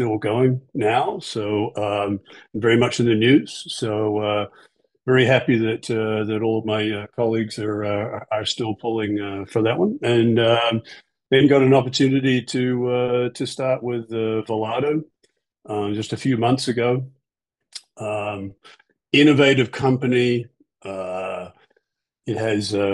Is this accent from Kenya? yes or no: no; New Zealand; now in United States; So I'm from New Zealand